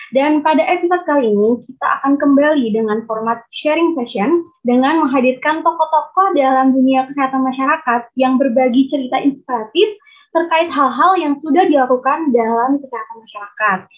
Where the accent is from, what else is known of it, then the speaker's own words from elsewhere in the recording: Palembang, South Sumatra, Indonesia; now in Siau Tagulandang Biaro, Indonesia; um, asal kotanya sih dari Palembang.